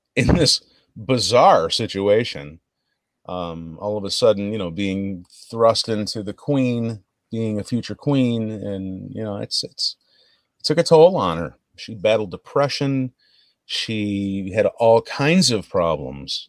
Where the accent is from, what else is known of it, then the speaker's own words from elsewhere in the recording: United States; I'm an American investigator